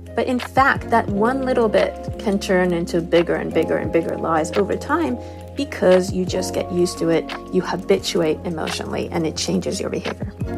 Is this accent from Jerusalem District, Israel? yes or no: no; Negev desert, Southern District, Israel; I grew up in the Negev desert in Israel.